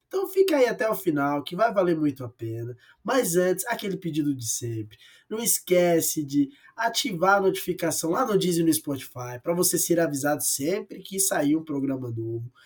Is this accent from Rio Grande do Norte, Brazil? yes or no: yes; Rio Grande do Norte, Brazil; moved away; Rio Grande do Norte, a terra onde eu cresci e que eu amo demais